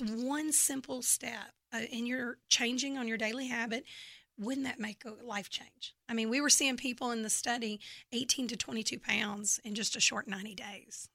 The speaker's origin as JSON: {"language": "English", "town": "Memphis", "region": "Tennessee", "country": "United States", "tie": "born or raised there", "accent": "Southern", "moved": "yes", "lives_now": "Texas, United States", "said": "I'm from Memphis, Tennessee, and actually, uh, grew up there"}